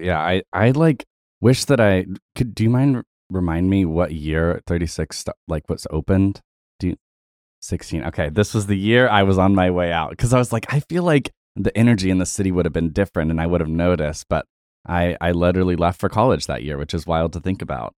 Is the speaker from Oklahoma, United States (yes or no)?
yes; Tulsa, Oklahoma, United States; I am also from Tulsa